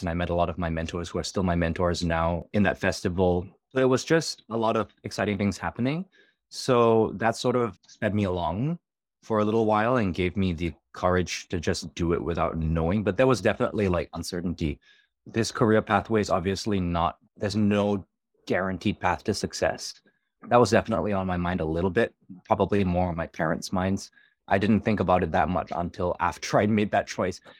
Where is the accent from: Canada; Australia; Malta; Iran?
Australia; moved away as an adult; also born or lived in New York; I'm from Australia